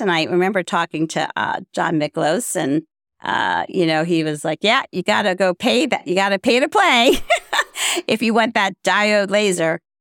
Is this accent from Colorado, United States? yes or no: no; Baltimore, Maryland, United States; also born or lived in Florida; was born and raised in Baltimore, Maryland.